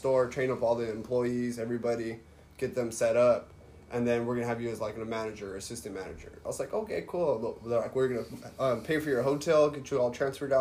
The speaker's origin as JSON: {"language": "English", "town": "Clovis", "region": "New Mexico", "country": "United States", "tie": "born or raised there", "said": "I grew up in Clovis, New Mexico"}